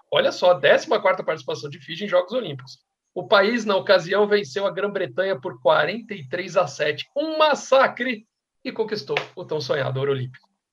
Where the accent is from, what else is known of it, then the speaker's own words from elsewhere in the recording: São Paulo, Brazil; eu sou paulista